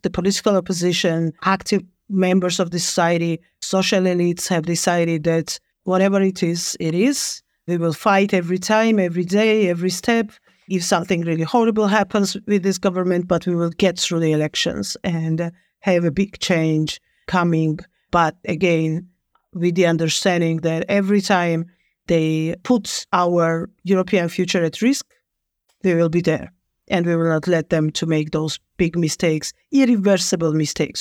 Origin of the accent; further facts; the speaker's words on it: Georgia; I was born in Soviet Georgia. I've graduated my high school still in the Soviet Union.